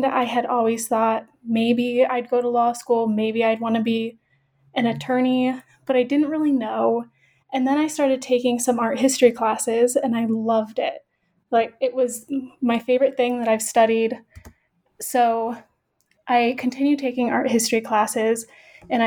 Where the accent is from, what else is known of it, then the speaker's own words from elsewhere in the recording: central Illinois, United States; moved away as an adult; now in Denver, United States; I am originally from Illinois, born and raised in central Illinois.